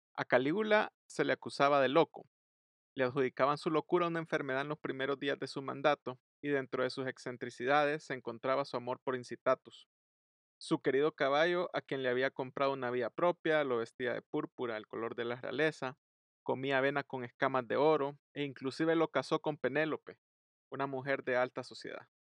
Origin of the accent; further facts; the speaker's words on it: El Salvador; todos los que fuimos, somos y seremos salvadoreños